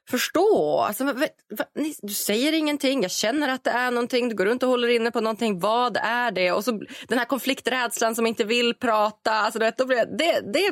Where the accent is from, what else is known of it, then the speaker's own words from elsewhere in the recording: Norrland, Sweden; än så länge så finns den här framtidsprodukten självklart främst i framtidslandet Norrland där jag kommer ifrån.